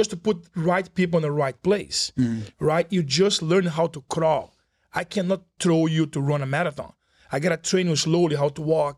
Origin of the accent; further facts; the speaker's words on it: Rio de Janeiro, Brazil; also born or lived in Boston; now in South Florida, United States; I'm from Rio de Janeiro, Brazil, born and raised.